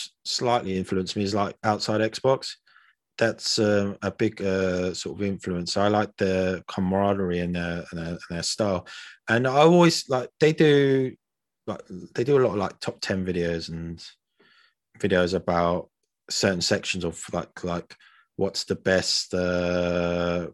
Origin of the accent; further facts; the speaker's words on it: United Kingdom; we're from Britain